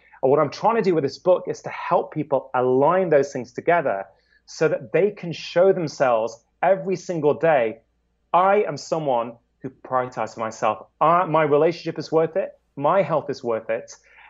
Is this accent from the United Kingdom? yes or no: yes; United Kingdom; As a Brit, there is no way in hell that people in England are going to say, I am awesome after doing a workout. We're too reserved for that, right?